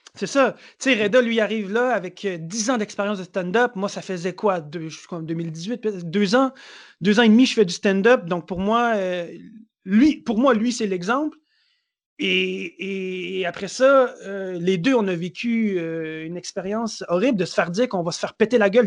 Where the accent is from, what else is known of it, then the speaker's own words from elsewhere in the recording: Montreal, Quebec, Canada; je viens de Montréal, Montréal, c'est chez moi.